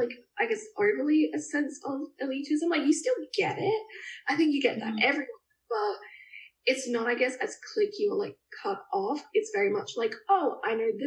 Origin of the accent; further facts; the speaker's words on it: Adelaide, South Australia, Australia; I've born and raised, like, always been here